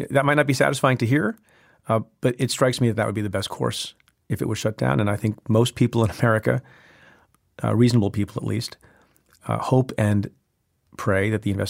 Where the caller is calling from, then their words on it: Los Angeles, California, United States; Hi, Preet. … I'm calling from Los Angeles.